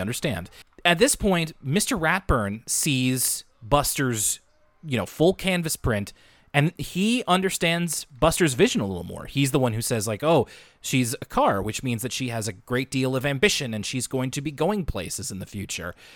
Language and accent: English; Canada; us as Canadian kids growing up in the nineties and two thousands